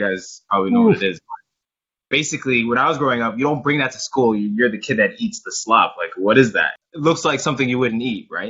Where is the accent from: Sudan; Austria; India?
Sudan; I'm from Sudan.